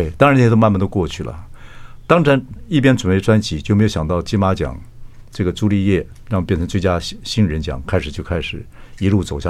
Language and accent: Chinese; Chiayi, Taiwan; 我是坐火车了，坐平坐平快车跟慢车这样晃十个小时。我嘉义人嘛。